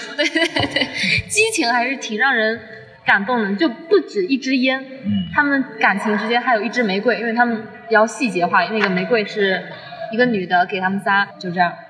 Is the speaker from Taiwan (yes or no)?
no; Zhejiang, China; 我来自浙江